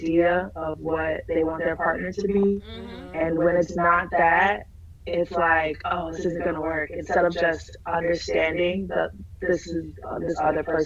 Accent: Minneapolis, Minnesota, United States; also born or lived in Alabama; I'm from Minnesota, born and raised.

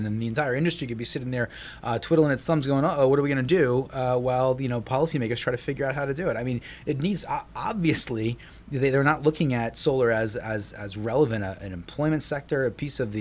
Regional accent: New Jersey, United States; it's kind of proud of New Jersey, right? You know, it's my home state

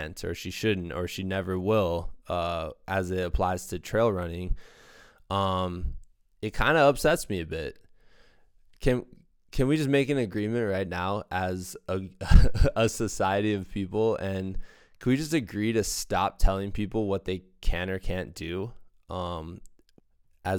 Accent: Iowa, United States; now in Colorado, United States; I'm from Iowa originally

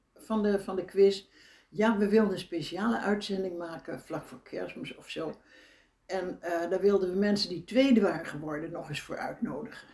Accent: Netherlands; als Nederlander

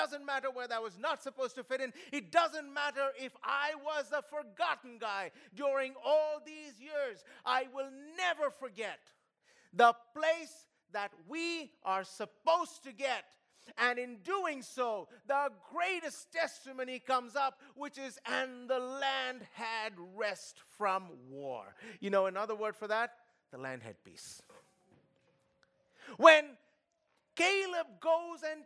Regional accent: Kolkata, West Bengal, India; moved away; I come from Kolkata

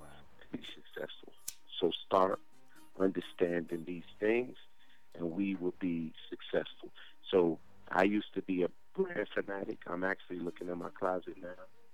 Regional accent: Jamaica; moved away; I went to school in Jamaica. I grew up in Jamaica.

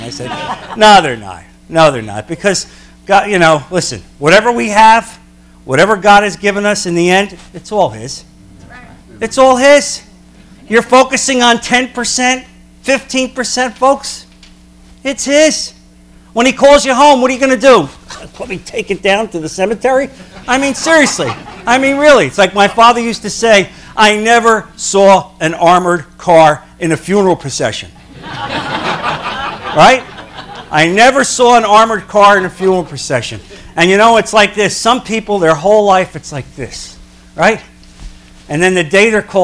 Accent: New Jersey, United States; moved away; I'm from New Jersey originally.

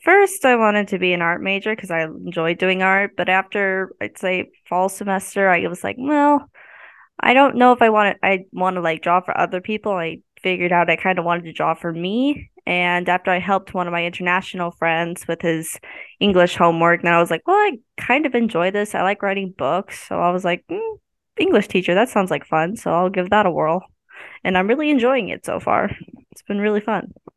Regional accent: Maryville, Missouri, United States; I grew up around Ma, uh, Maryville

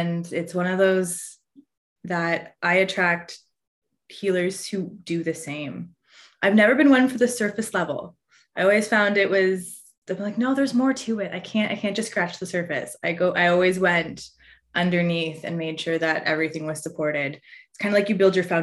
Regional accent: Newmarket, Ontario, Canada; I grew up in Newmarket, Ontario

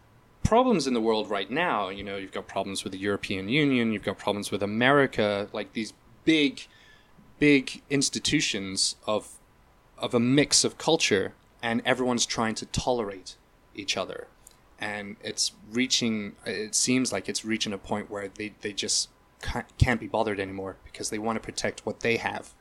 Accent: Hong Kong; to have been raised in a place like Hong Kong, which is very multicultural

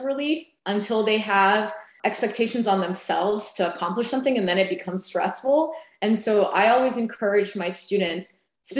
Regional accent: United States; also born or lived in Las Vegas; now in Atlanta, United States; I was born in the United States

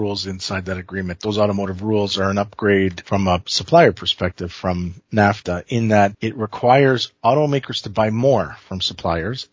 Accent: Canada; as Canadian lawmakers

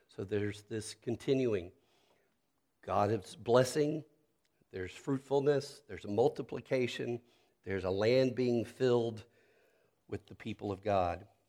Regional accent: Charlotte, North Carolina, United States; moved away; also born or lived in Pensacola, Florida; my hometown, Charlotte, North Carolina

